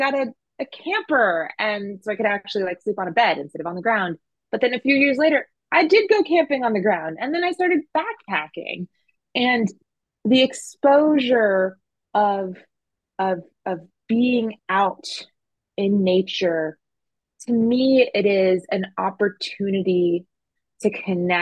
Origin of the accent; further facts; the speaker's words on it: New Jersey, United States; moved away as an adult; also born or lived in North Carolina / San Francisco; I grew up in New Jersey